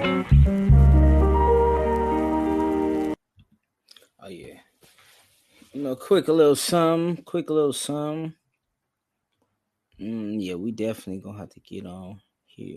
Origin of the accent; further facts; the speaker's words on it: the West, West Coast, United States; I'm from the West